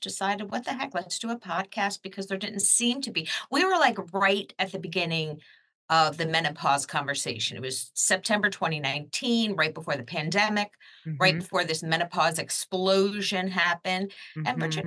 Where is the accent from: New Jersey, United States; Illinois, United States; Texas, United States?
New Jersey, United States; Jersey Shore; I come from the Jersey Shore in New Jersey.